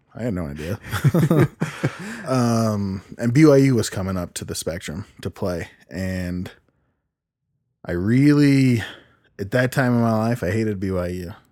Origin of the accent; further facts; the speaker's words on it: Idaho, United States; also born or lived in California / Utah / Cache Valley, Utah; I was raised in Idaho and Utah mainly with my mom.